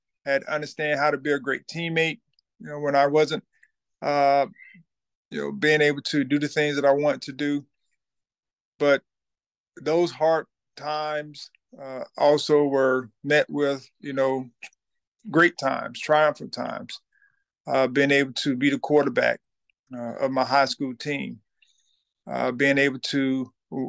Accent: Thomasville, Georgia, United States; I'm from Thomasville, Georgia

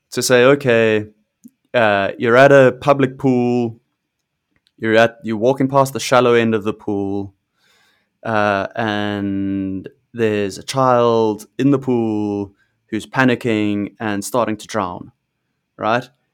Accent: South Africa; I'm South African, I grew up in, in South Africa

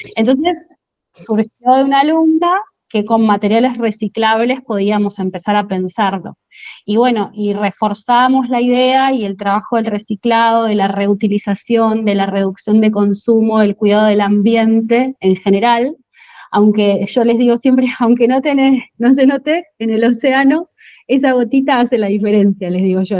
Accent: Monte Grande, Buenos Aires Province, Argentina; yo soy de Monte Grande

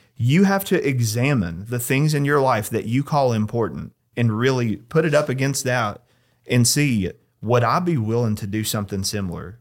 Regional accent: United States; as an American

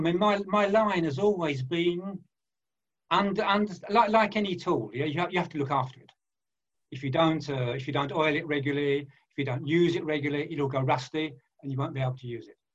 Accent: London, United Kingdom; moved away as an adult; now in France; I was born in East End of London. I went to uh, what we call a, uh, in those days a factory fodder school

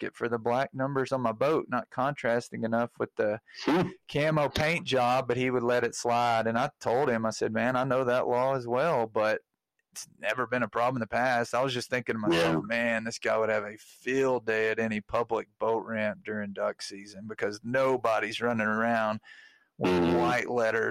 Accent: Arkansas, United States; growing up in Arkansas

